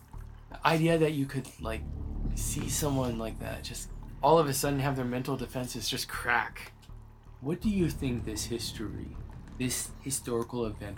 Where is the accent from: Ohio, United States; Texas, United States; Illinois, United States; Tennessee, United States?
Texas, United States; I am from Texas.